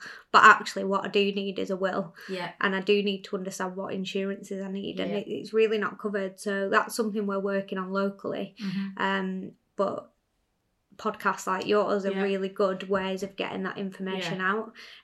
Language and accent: English; United Kingdom; we're British